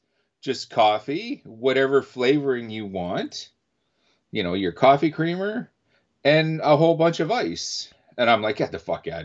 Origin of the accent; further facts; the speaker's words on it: Canada; we're Canadian, eh?